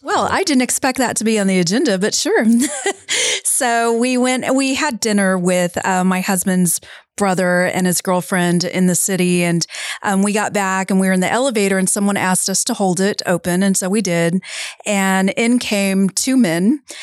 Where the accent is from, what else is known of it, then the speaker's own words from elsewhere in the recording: San Antonio, Texas, United States; we said San Antonio